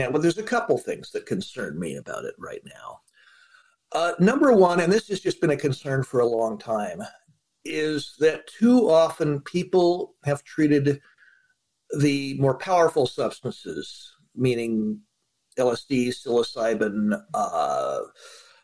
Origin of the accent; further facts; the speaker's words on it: California, United States; I'm a Californian.